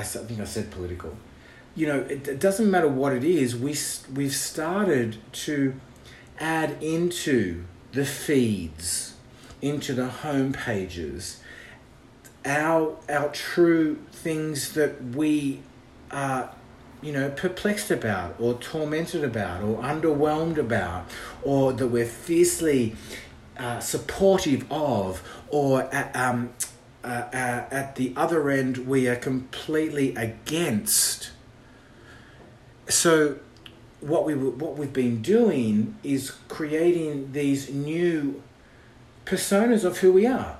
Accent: Australia; now in Los Angeles, United States; I'm an Australian living in Los Angeles

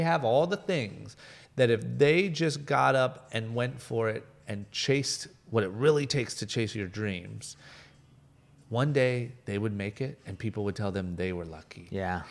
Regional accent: Akron, Ohio, United States; moved away as an adult; now in Los Angeles, United States; a guy from Akron, Ohio, like middle of nowhere, skipped college, moved

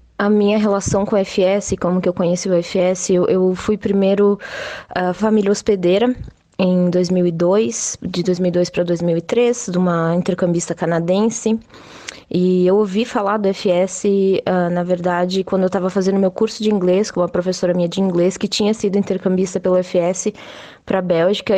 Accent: Salvador do Sul, Rio Grande do Sul, Brazil; moved away as an adult; now in Berlin, Germany; eu sou brasileira do Rio Grande do Sul, uma cidade bem pequena chamada Salvador do Sul, que fica na, na Serra Gaúcha

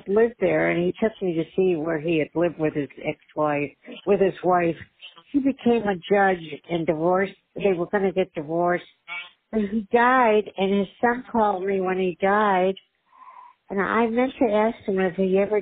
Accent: Michigan, United States; moved away; also born or lived in Great Neck, New York; I'm from Michigan

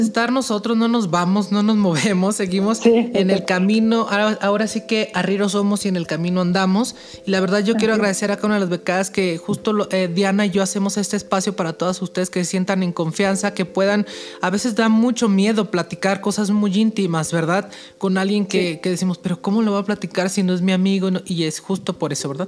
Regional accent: Mexico

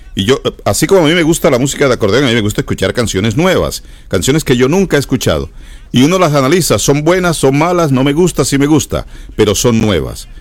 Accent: San Jacinto, Bolívar, Colombia; now in United States; allá en San Jacinto, mi tierra querida

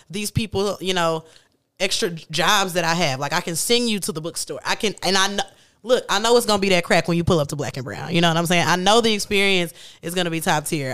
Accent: Kansas City, United States; I'm from Kansas City

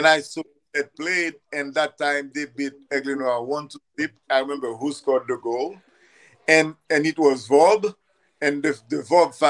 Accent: Haiti; moved away as an adult; I grew up in Haiti

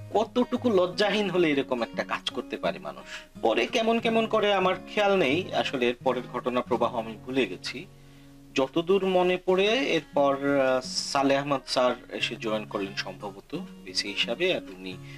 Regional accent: Sylhet, Sylhet Division, Bangladesh; now in United Kingdom; শাহজালাল ইউনিভার্সিটির একদম পাশেই আমার বাড়ি

